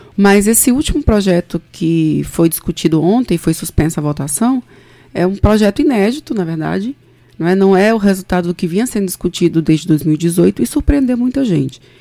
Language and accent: Portuguese; Recife, Pernambuco, Brazil; moved away as an adult; now in João Pessoa, Brazil; eu eu sou nasci em Recife, sou pernambucana, mas meu pai é de Cajazeiras, na Paraíba